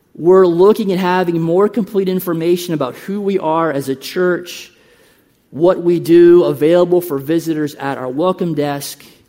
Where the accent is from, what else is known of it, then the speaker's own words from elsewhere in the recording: United States; moved away as an adult; also born or lived in Uruguay; We are from the United States.